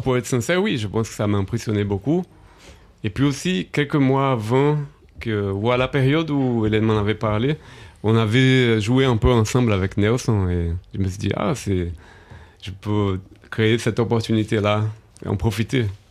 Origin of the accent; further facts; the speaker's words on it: Brazil; moved away; j'ai grandi au Brésil